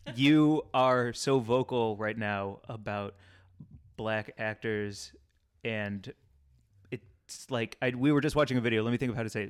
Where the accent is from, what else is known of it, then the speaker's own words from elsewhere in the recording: Midwest, United States; I grew up in the Midwest